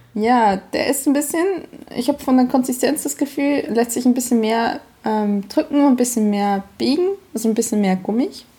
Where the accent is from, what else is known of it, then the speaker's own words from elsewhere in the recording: Emmental, Bern, Switzerland; now in Germany; Ich bin quasi im Dorf nebenan aufgewachsen, in Mittelflieg-Goldbach